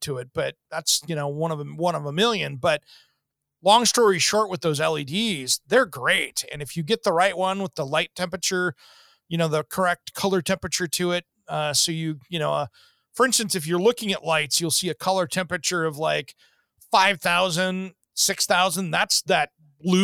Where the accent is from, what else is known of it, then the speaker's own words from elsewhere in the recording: Seattle, Washington, United States; growing up in the Seattle area